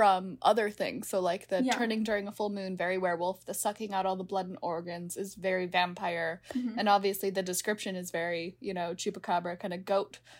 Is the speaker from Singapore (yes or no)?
yes; Singapore; moved away; I'm from Singapore